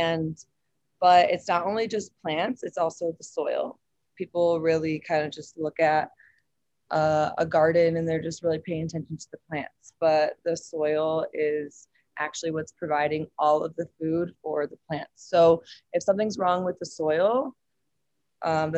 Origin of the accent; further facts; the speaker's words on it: suburbs of Detroit, Michigan, United States; moved away as an adult; now in Boulder, United States; I'm originally from Michigan, suburbs of Detroit. I moved out here to Boulder about 9 years ago to go to CU Boulder.